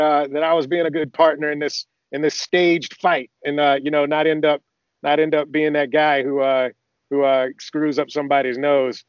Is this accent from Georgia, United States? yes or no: yes; Athens, Georgia, United States; moved away as an adult; also born or lived in Augusta, Georgia; now in California, United States; I, grew up in Athens, Georgia. I was born in Augusta